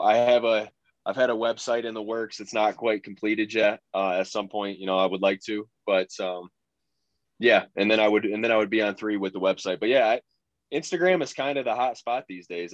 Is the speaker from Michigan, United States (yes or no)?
yes; Michigan, United States; went to Michigan State was probably about an hour away from my hometown